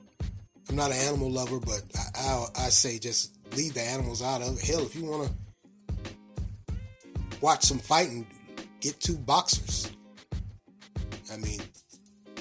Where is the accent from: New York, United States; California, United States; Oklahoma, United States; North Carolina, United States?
North Carolina, United States; Raleigh; now in Durham, United States; I grew up in Raleigh and I left Raleigh in 1992